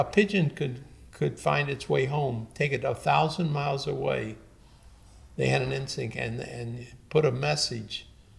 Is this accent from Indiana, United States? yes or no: yes; Indianapolis, Indiana, United States; also born or lived in Chicago, Illinois / Miami, Florida; I was born in Chicago. When I was 2, my family moved to Indianapolis, Indiana.